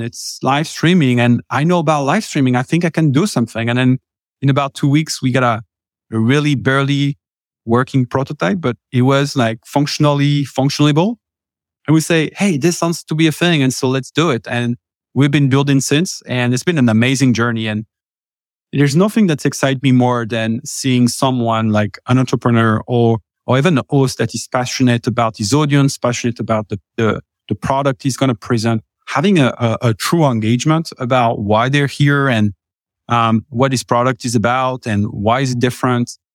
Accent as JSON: {"language": "English", "country": "France", "accent": "French", "second_language": "English", "moved": "as an adult", "lives_now": "United States", "said": "originally from France, uh, been, uh, here in the U S for the last, what, tell, eleven years"}